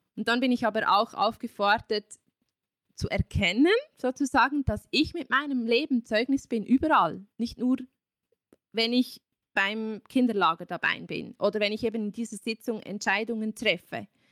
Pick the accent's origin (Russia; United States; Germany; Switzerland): Switzerland; bei uns in der Schweiz